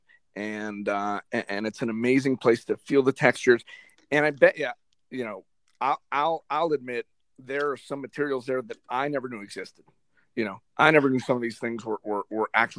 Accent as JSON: {"language": "English", "town": "Miami", "region": "Florida", "country": "United States", "tie": "born or raised there", "moved": "as an adult", "lives_now": "Whiting, Indiana, United States", "said": "I'm from Miami. I'm born and raised in Miami, Florida. Never left until this opportunity came up"}